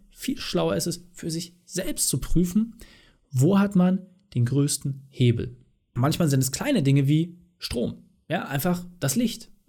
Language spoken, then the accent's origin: German; East Germany, Germany; Ja, also ich komme ja aus dem Osten und bei uns war es damals üblich, dass man einmal im Jahr Subotnik gemacht hat